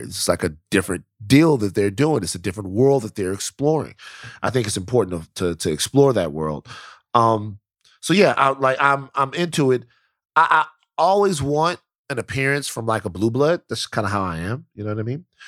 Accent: Louisiana, United States; I'm from Louisiana.

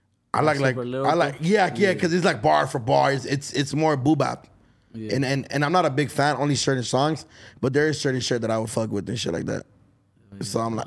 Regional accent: Los Angeles, California, United States; being from downtown LA, I think it's overlooked. Like, when I tell people, I'm a DTLA baby

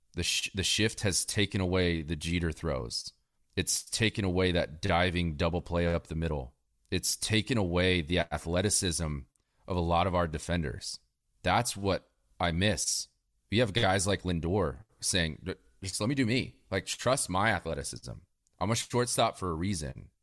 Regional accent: Northern Virginia, United States; I grew up in Northern Virginia

